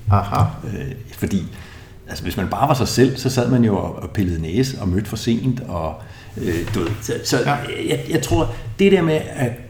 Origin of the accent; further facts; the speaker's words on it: Capital Region of Denmark, Denmark; Jeg, jeg er fra Vestegnen, jeg tror også, han er fra et miljø, hvor man, øh, man godt må bande.